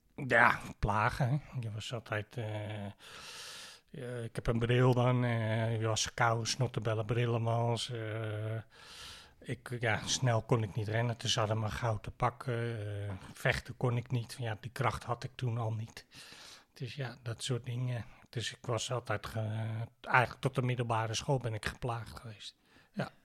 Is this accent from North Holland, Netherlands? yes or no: yes; Heemstede, North Holland, Netherlands; geboren en getogen in Heemstede